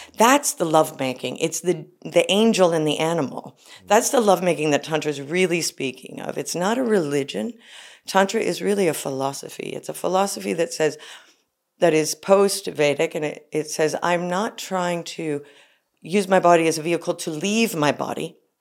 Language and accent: English; United States; I'm an American woman